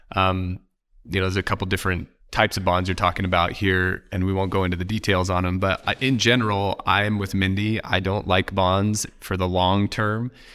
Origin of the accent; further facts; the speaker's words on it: Oregon, United States; I'm from Oregon